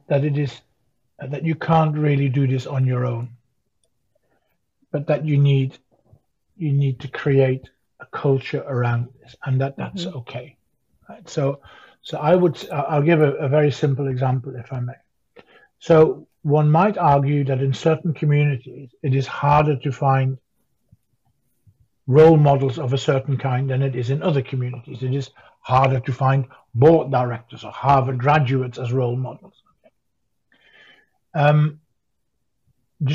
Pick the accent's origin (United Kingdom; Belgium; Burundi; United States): United Kingdom; Sheffield, Yorkshire and the Humber; I'm from Sheffield. I'm one of you.